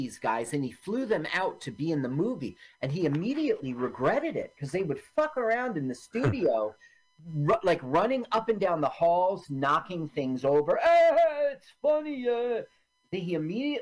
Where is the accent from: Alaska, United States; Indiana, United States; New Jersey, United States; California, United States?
New Jersey, United States; also born or lived in Washington, D.C.; I was born in Washington, D.C., and I've been a Jersey boy since I was 3 years old